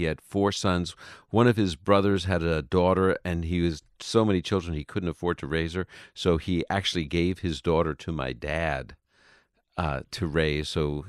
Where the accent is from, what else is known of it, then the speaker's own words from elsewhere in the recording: New York, United States; I am a New Yorker. I love those teams.